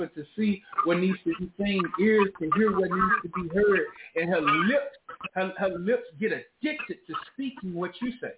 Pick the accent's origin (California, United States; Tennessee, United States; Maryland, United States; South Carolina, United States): Tennessee, United States; Memphis; I'm from the South. I grew up in Memphis.